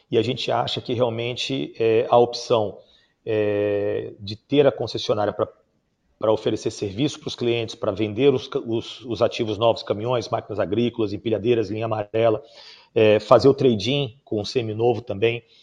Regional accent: Salvador, Bahia, Brazil; also born or lived in Rio de Janeiro / São Paulo; nasci no Rio de Janeiro, mas muito jovem eu vim para São Paulo, ainda bebê, na verdade, com meus pais. Depois a gente acabou sendo, meu pai acabou sendo transferido para Salvador, onde eu fui, me formei, estudei

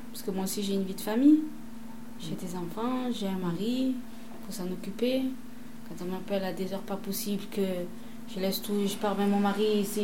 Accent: Marseille, Provence-Alpes-Côte d'Azur, France; also born or lived in Le Merlan, Marseille; J'habite au Merlin, mais je suis de la Castellane.

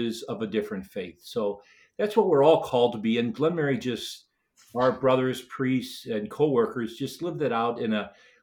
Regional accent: St. Louis, Missouri, United States; when I was growing up in St. Louis, surrounded by a whole Catholic culture

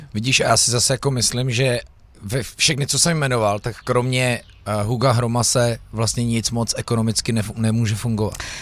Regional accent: Louny, Ústí nad Labem Region, Czechia; jsem rodák z Loun

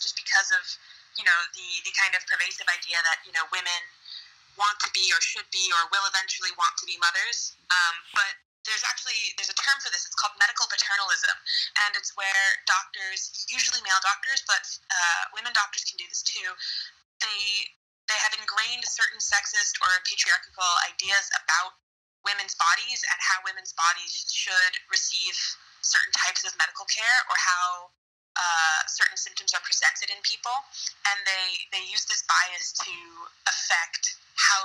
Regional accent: New York City, New York, United States; accent: American; moved away as an adult; also born or lived in Scotland; now in South Korea; I'm American. I'm from New York City, and I lived in Scotland for about 2 years, and now I'm living in South Korea

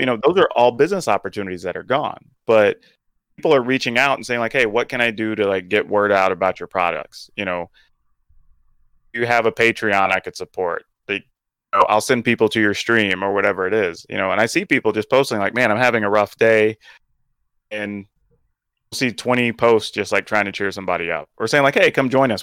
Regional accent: the South, United States; growing up in the South

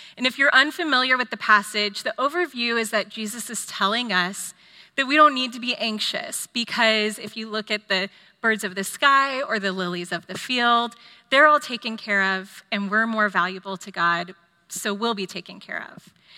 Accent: Austin, Texas, United States; also born or lived in California; I grew up here in Austin

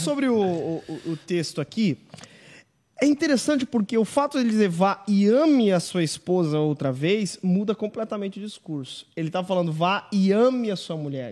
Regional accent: town that split off from Criciúma, south of Santa Catarina, Brazil; Minha cidade emancipou de Criciúma. Eu nasci em Sara, galera do sul do estado

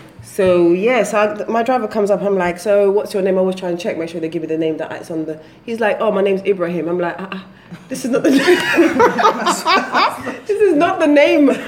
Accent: London, United Kingdom; now in Lagos, Nigeria; South London all the way.

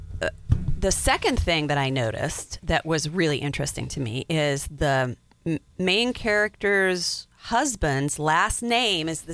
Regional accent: Wyoming, United States; I grew up in Wyoming

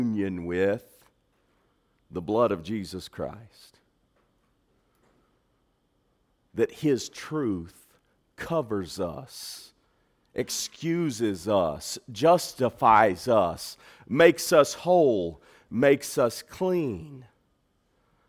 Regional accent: Texas, United States; I'm from Texas. I'm Texan by birth

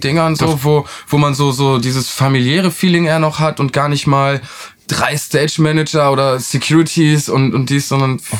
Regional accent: Northern Germany, Germany; now in Oldenburg, Germany; Wir kommen jetzt hier um aus Norddeutschland

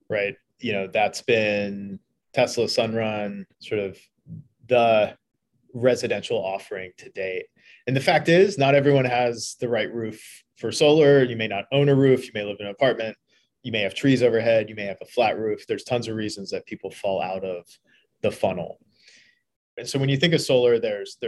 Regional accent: Eastern Kentucky, United States; moved away as an adult; also born or lived in Philadelphia / Washington, D.C.; I grew up in Eastern Kentucky, so coming to Philly was a big change.

